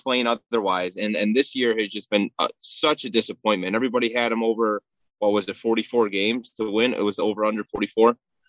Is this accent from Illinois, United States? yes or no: yes; Chicago, Illinois, United States; I'm from Chicago, so mine's all Chicago teams.